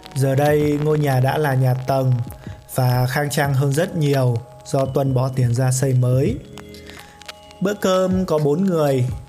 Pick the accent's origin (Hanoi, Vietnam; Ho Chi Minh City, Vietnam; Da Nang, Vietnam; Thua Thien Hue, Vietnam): Hanoi, Vietnam; Hà Tây; quê tôi có gọi con tép sông là tôm